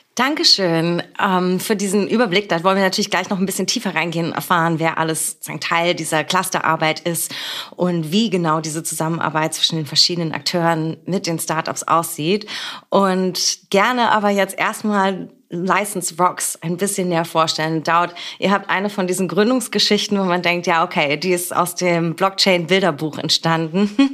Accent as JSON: {"language": "German", "region": "Berlin", "country": "Germany", "tie": "born or raised there", "said": "aus meiner Heimatstadt und unserer schönen Hauptstadt Berlin"}